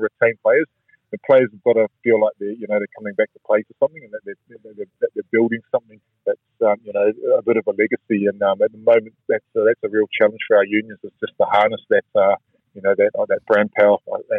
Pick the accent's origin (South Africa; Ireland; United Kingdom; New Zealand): New Zealand; Auckland; I was born and raised in Auckland